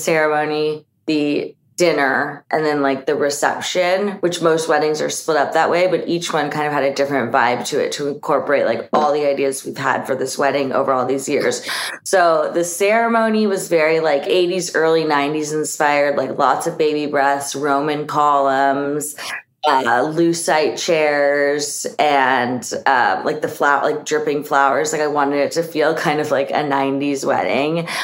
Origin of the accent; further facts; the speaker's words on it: San Diego, California, United States; also born or lived in Nashville, Tennessee / Long Beach, California; that's my hometown